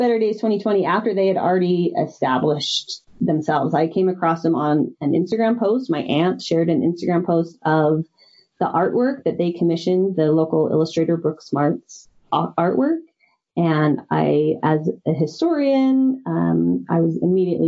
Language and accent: English; Sandy, Utah, United States; I grew up in Sandy, and I currently live in Mill Creek